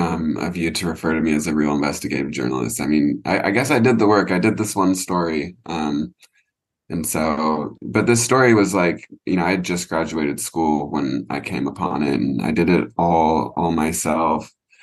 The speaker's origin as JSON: {"language": "English", "town": "Portland", "region": "Oregon", "country": "United States", "said": "I'm from Portland, Oregon. So we're the land of the serial killer up there in the Pacific Northwest."}